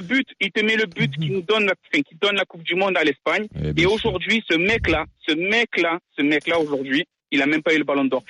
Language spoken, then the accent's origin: French; Provence-Alpes-Côte d'Azur, France; moved away; also born or lived in L'Isle-sur-Tarn; je suis né dans la Côte d'Azur, sur la Côte d'Azur.